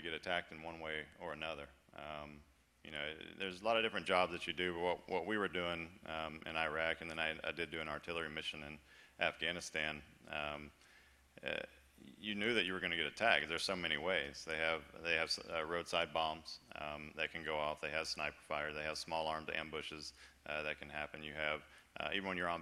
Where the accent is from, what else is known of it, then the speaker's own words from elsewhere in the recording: Florida, United States; moved away as an adult; I was born and raised in Florida, lived in Florida my whole life